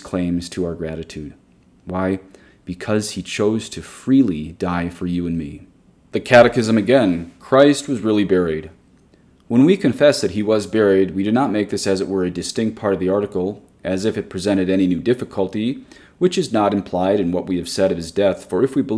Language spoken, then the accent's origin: English; United States; especially as American Catholics